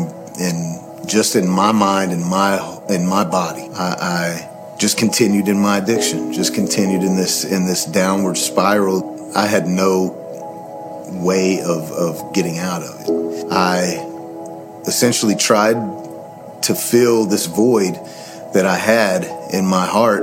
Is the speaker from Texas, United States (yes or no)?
yes; Waxahachie, Texas, United States; I grew up here in Waxahachie, a preacher's son